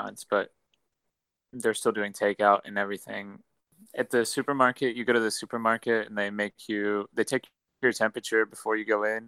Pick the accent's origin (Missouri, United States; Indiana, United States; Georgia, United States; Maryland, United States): Indiana, United States; Terre Haute; moved away as an adult; also born or lived in Illinois / West Lafayette, Indiana; So I was born in Indiana, in Terre Haute. I spent my first 18 years living in Terre Haute.